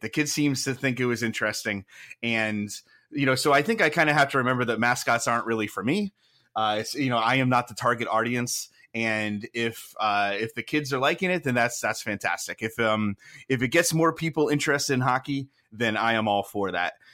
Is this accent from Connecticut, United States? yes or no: yes; Milford, Connecticut, United States; I grew up in Connecticut. I grew up in Milford, which is not that far from Hartford